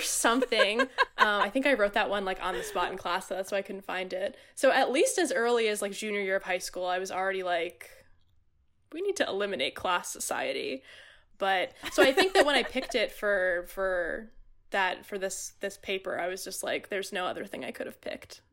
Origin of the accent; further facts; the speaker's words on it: Middletown, New Jersey, United States; now in Hoboken, United States; I grew up and have lived the majority of my life in, uh, picturesque Middletown, New Jersey.